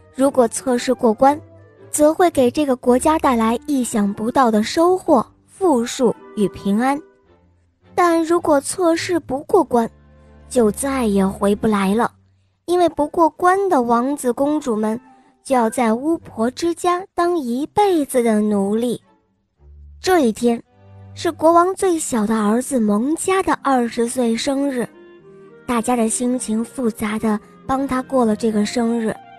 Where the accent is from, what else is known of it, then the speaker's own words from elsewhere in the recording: Beijing, China; 我来自北京